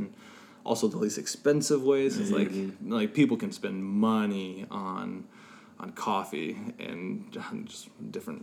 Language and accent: English; Burlington, Washington, United States; also born or lived in Seattle, Washington; small town kid, born and raised in Burlington, Washington